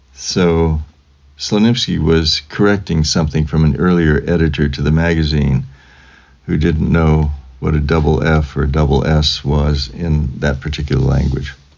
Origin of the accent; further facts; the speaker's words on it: Fresno, California, United States; I was born in Fresno, California on a uh, Friday in 1945, January 19th